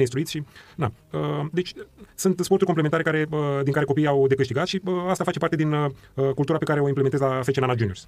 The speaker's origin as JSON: {"language": "Romanian", "region": "Bucharest", "country": "Romania", "tie": "born or raised there", "said": "eu am crescut în, uh, în Ghencea"}